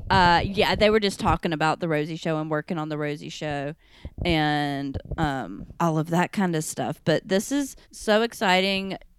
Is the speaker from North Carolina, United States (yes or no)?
yes; North Carolina, United States; accent: southern; now in New York, United States; I'm from North Carolina